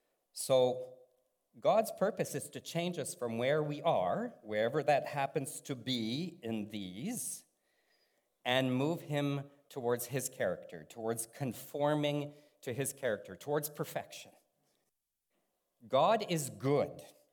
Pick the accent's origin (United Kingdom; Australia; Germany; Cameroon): Germany; born there; And I was born in Germany because my dad was in the military, so I'm their little German in the house.